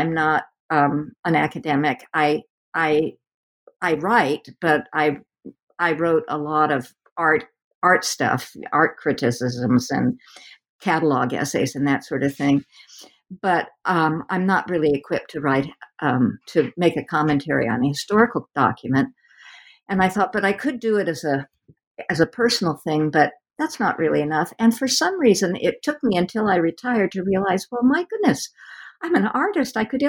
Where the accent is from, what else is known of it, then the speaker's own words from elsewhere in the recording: West Coast, United States; since I'm from the West Coast and have had very little time to explore the eastern part of the country